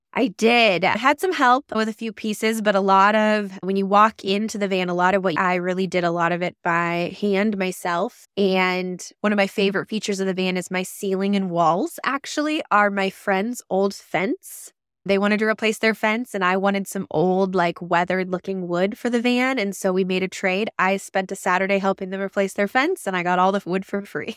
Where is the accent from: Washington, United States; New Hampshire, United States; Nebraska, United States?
Nebraska, United States; Lincoln; moved away; my hometown in Lincoln